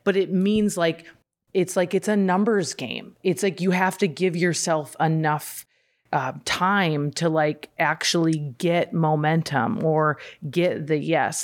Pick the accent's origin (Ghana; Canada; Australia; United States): United States; Midwest; moved away; I grew up in the Midwest.